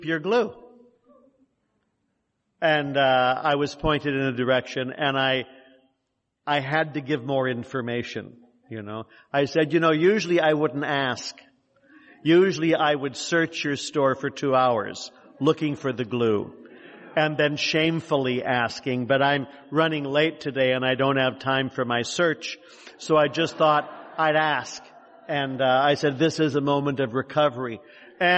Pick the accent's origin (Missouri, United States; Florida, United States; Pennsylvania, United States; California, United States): California, United States; San Jose; I'm from San Jose, and I was born in 1947